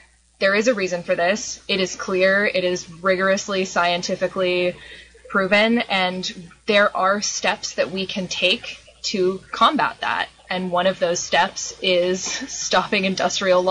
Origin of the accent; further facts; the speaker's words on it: Mendocino County, California, United States; I was born and raised here